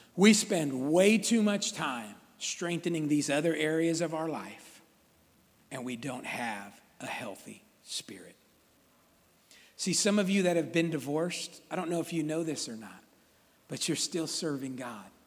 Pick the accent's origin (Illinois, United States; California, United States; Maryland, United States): California, United States; Sacramento; I grew up right here in South Sacramento, Valley High School